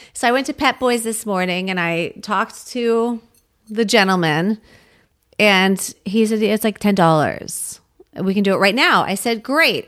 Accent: United States; I grew up seven miles outside of Washington, D C

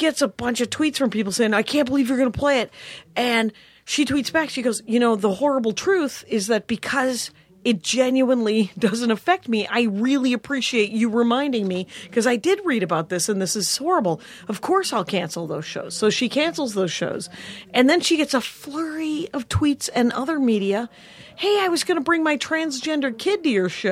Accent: Wisconsin, United States; I'm from Wisconsin

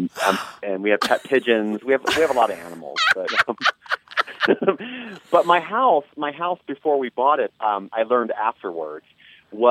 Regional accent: the South, United States; I grew up in the South

